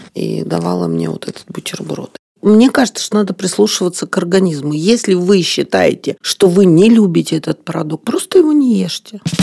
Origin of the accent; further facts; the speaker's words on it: Odesa, Odesa Oblast, Ukraine; я родилась в Одессе